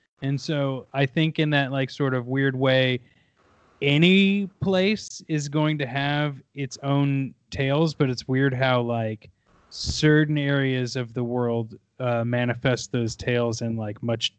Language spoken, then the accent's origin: English; Kansas City, Missouri, United States; Well, I grew up in Missouri. A lot of my family had farmland in the Kansas City. Well, we grew up in the Kansas City area, but we had farmland like into those like weird nowhere pockets of Missouri.